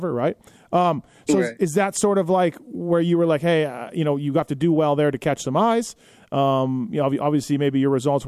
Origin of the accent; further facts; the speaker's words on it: Canada; I'm Canadian